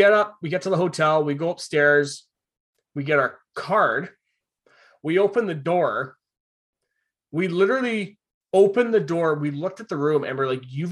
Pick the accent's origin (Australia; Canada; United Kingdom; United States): Canada; Vancouver Island, British Columbia; we're from Vancouver Island